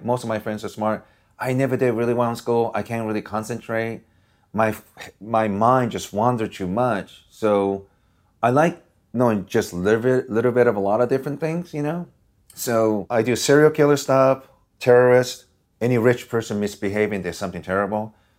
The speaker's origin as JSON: {"language": "English", "region": "Osaka", "country": "Japan", "tie": "born or raised there", "also_born_or_lived": "Washington State, United States", "moved": "yes", "lives_now": "Los Angeles, United States", "said": "where I grew up in Japan, I didn't live too far from Red Light District in Osaka, Japan."}